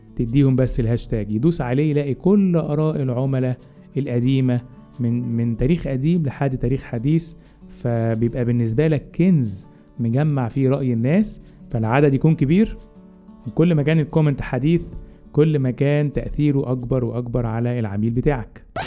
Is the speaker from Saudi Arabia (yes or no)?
no; Egypt; عندنا في مصر